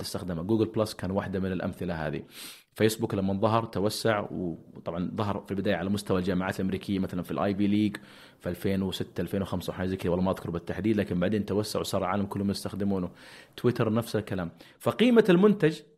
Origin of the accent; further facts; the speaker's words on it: Saudi Arabia; عندنا في السعوديه